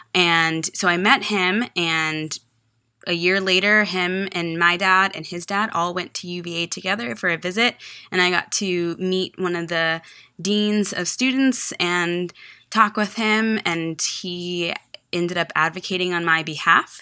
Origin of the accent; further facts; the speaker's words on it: Texas, United States; moved away as an adult; also born or lived in Virginia; I was from Texas